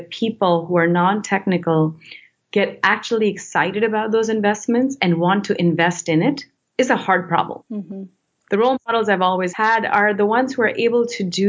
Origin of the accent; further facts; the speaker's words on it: India; moved away; I come from India and, you know, culturally authority is what you look up to.